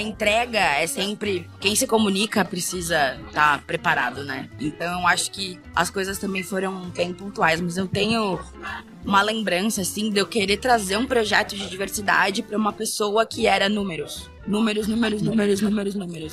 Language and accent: Portuguese; São Paulo, Brazil; preta sapatão aqui de São Paulo